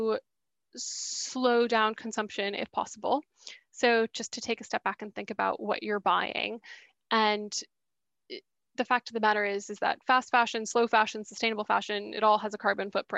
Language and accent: English; Boston, Massachusetts, United States; moved away as an adult; also born or lived in St Andrews, Scotland; now in London, United Kingdom; So I'm American. I grew up in Boston, but I've been in the UK for the last 6 years now.